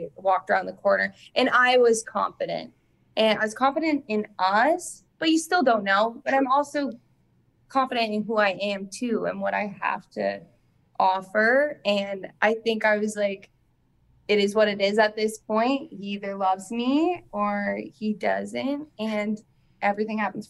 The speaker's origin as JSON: {"language": "English", "country": "Canada", "accent": "Canadian", "moved": "yes", "lives_now": "United States", "said": "when a Canadian says"}